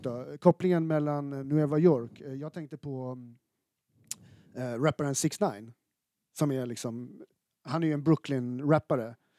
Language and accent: Swedish; Stockholm, Stockholm County, Sweden; som stockholmare född i mitten av 80-talet